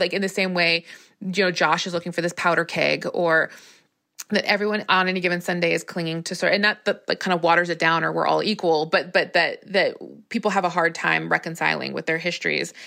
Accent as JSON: {"language": "English", "region": "Arizona", "country": "United States", "said": "I am from Arizona"}